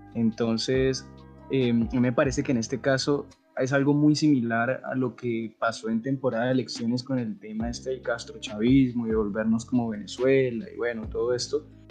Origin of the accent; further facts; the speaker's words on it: Colombia; como buenos colombianos